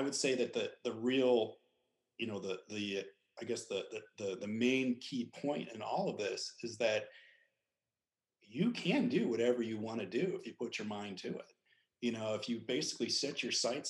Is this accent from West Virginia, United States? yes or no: no; Lake Tahoe, California, United States; I grew up in Lake Tahoe, California